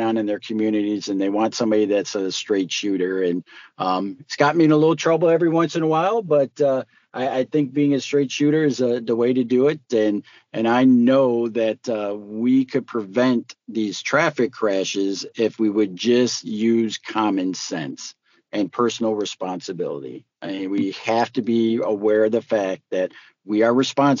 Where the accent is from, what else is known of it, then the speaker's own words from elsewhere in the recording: Detroit, Michigan, United States; also born or lived in Southfield, Michigan; I grew up in the Detroit and Southfield area. So I grew up in Metro Detroit